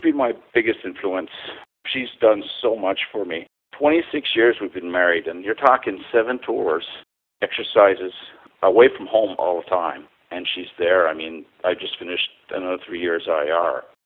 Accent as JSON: {"language": "English", "town": "Ottawa", "region": "Ontario", "country": "Canada", "tie": "born or raised there", "also_born_or_lived": "Montreal", "said": "I was born in Montreal and I moved to Ottawa, and I was raised in Ottawa"}